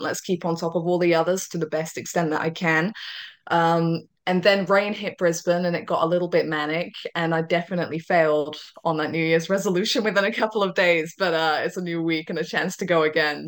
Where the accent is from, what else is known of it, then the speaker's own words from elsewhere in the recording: United Kingdom; I'm a Brit